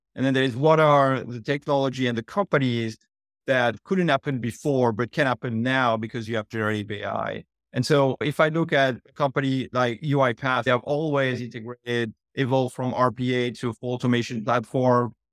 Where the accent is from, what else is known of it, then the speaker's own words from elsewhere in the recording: France; accent: French; moved away; I was born and raised in France, as we can tell from the accent.